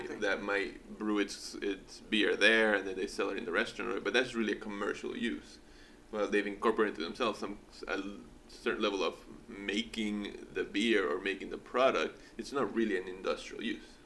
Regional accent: Callao, Peru; moved away; I was born in Peru and I grew up in Callao, Lima

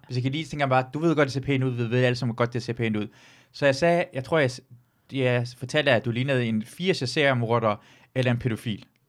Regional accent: Løgstør, North Denmark Region, Denmark; jeg er fra Luxstør

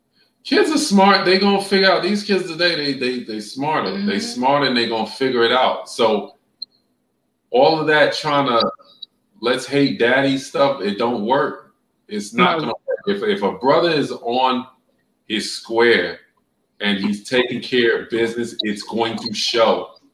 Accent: New York, United States; moved away; And I'm coming straight from New York, where you got skyscrapers and concrete.

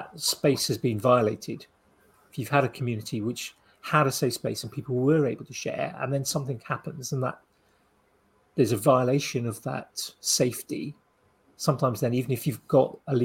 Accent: United Kingdom; we're British

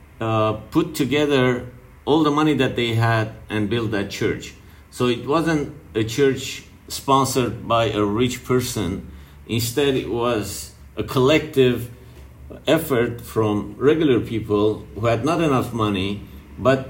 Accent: Lebanon; growing up in Lebanon

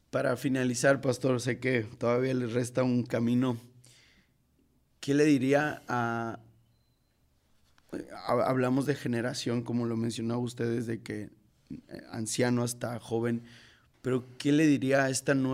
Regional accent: Mexico City, Mexico; Yo tengo el, privilegio de, de haber nacido en, en, Iztapalapa.

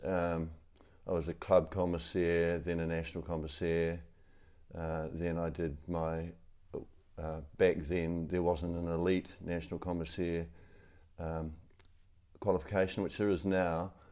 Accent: New Zealand; also born or lived in Rotorua, New Zealand; I'm a Kiwi

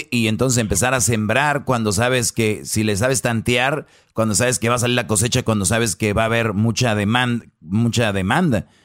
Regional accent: Jiquilpan, Michoacán, Mexico; ahí donde yo soy de Jiquilpan, mucha gente siembra agave.

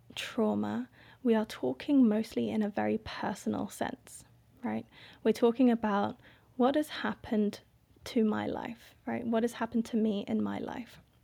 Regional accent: Indonesia; now in Gambia; I am from Indonesia. My dad is Indonesian and my mum is white English.

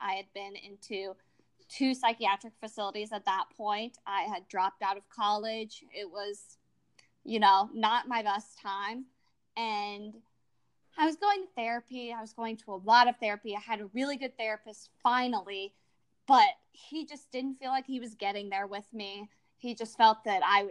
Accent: Little Rock, Arkansas, United States; I'm from Little Rock, Arkansas in the United States

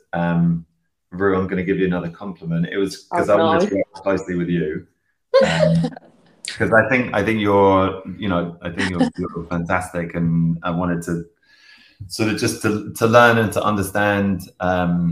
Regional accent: London, United Kingdom; also born or lived in United States; I grew up in London, and you know, then I lived in America for a while

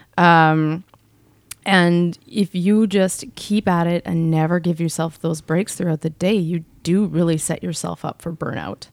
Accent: Canada; born or raised there

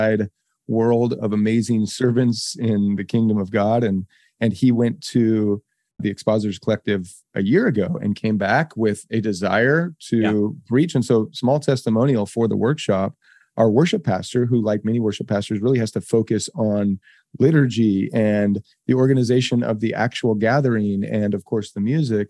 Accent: Boise, Idaho, United States; I grew up in Boise. It was a tiny town.

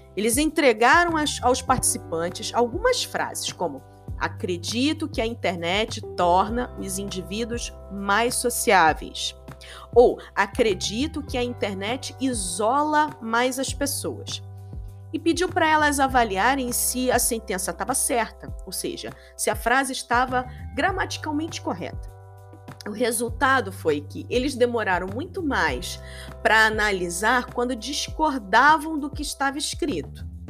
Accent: Rio de Janeiro, Brazil; sou carioca. Sou nascida e criada em Bangu, no Rio de Janeiro, subúrbio do Rio de Janeiro

